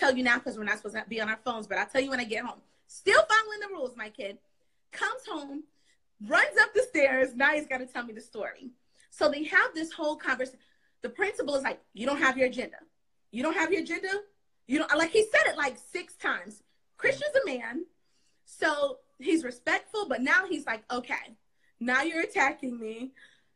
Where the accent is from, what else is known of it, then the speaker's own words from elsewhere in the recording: South Florida, United States; also born or lived in New York; now in Charlotte, United States; I live in North Carolina. I live in Charlotte. I'm from South Florida. And then I lived in New York